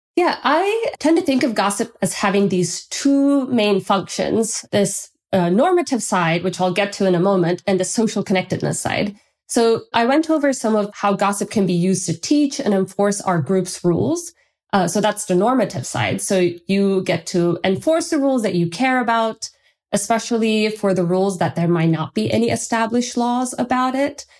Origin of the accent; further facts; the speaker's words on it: Turkey; moved away; I'm from Turkey, and in Turkey, we have this tradition